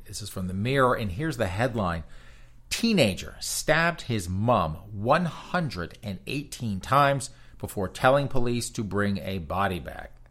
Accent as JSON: {"language": "English", "country": "United States", "said": "I'm American"}